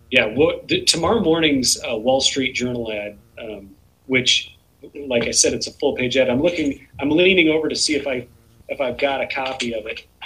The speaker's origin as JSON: {"language": "English", "town": "New York City", "region": "New York", "country": "United States", "tie": "born or raised there", "said": "born in Manhattan."}